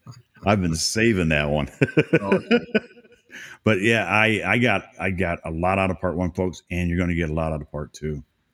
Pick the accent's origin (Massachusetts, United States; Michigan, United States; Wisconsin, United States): Michigan, United States; Port Huron; now in Florida, United States; And it's right next to a bigger town, which was where Tim lives and where I grew up in Port Huron. It's a great little area. It's not a little area anymore. It's growing, isn't it?